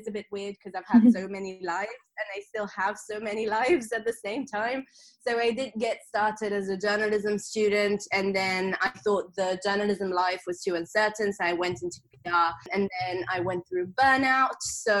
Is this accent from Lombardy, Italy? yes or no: no; Sardinia, Italy; English is a second language; moved away as an adult; also born or lived in London, United Kingdom / Australia; So I'm originally from Sardinia in Italy, and I moved to London at the age of 18 for uni. And then I moved to Australia for 2 years. So that's why my accent is just this blend of weird things